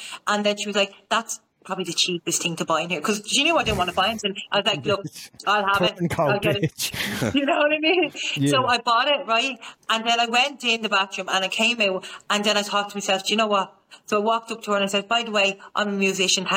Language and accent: English; Ireland; I'm from Ireland